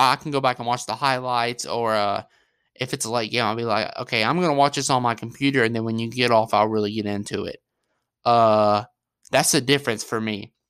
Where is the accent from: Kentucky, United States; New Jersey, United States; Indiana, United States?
Kentucky, United States; I had to decide to stick with my hometown of Kentucky.